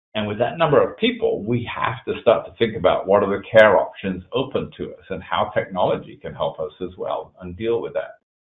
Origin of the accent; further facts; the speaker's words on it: England, United Kingdom; now in East Coast, United States; I was originally born in England, that you can probably hear from my accent, but uh, I left there back in 1986